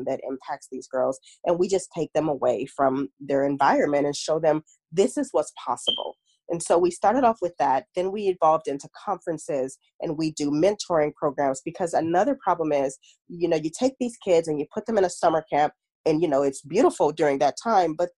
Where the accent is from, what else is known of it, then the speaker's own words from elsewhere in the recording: Long Beach, California, United States; I'm from Long Beach, California, born and raised Cali girl all day, every day